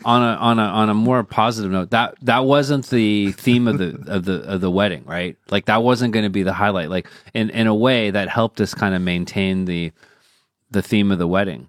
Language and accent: English; United States; moved away; also born or lived in China; we're rooted in the U.S.